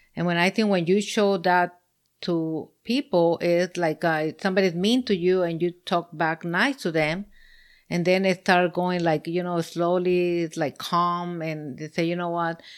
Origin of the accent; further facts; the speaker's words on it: Mexico; moved away; I'm from Mexico